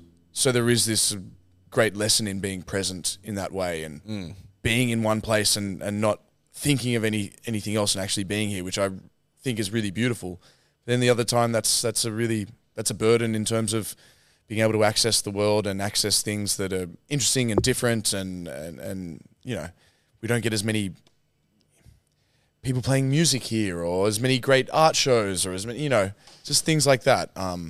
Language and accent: English; England, United Kingdom; Being English. You just don't get